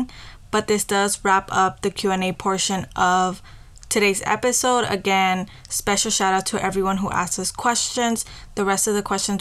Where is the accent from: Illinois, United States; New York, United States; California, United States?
California, United States; Los Angeles; also born or lived in Santa María Yalina, Oaxaca, Mexico; we're from downtown, but equally we're from Yalina